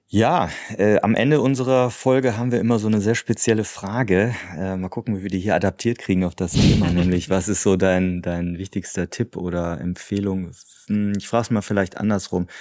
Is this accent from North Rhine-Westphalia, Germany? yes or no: yes; Cologne, North Rhine-Westphalia, Germany; als Kölner